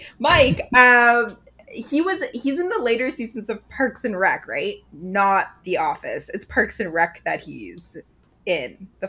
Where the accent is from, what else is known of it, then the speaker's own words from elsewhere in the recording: Burlington, Ontario, Canada; I grew up in Burlington. For our less intrepid listeners, I'll remind you, I grew up in Burlington with Nicole in the early 2000s.